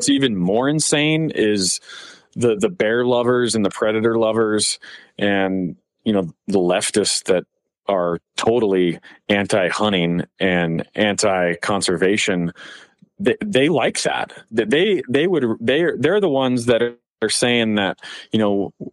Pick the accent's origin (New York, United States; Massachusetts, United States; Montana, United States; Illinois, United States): Montana, United States; the Flathead; I grew up in the Flathead, so it's all brushy up there